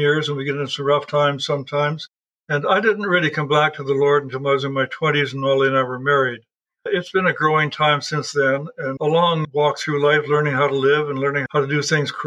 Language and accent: English; Alberta, Canada; also born or lived in Yukon / Northwest Territories; I was raised in Alberta's oil country as well as cattle and farm country